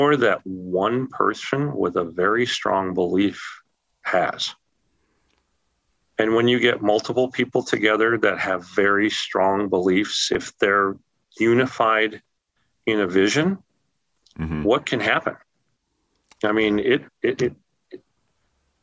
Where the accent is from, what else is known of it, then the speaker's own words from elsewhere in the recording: Los Angeles, California, United States; now in Arizona, United States; I was from Los Angeles